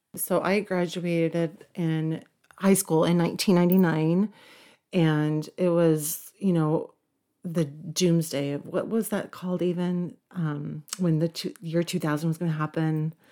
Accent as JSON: {"language": "English", "area": "Cherokee County / Forsyth County", "region": "Georgia", "country": "United States", "tie": "born or raised there", "also_born_or_lived": "Woodstock, Georgia", "said": "when we moved to Cherokee County from Forsyth County, they actually had a swim team. So my junior year, I was on the swim team"}